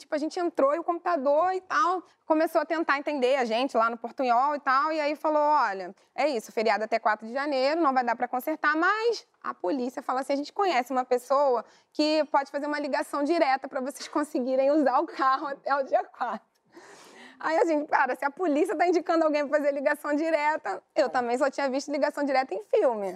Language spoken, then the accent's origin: Portuguese; Brazil; só somos nós, brasileiros